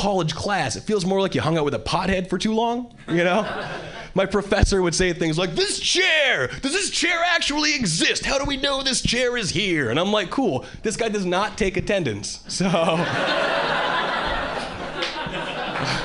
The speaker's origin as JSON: {"language": "English", "region": "Hawaii", "country": "United States", "tie": "born or raised there", "moved": "as an adult", "lives_now": "Boston, United States", "said": "I was born and raised in Hawaii, and 3 years ago, I moved to Boston"}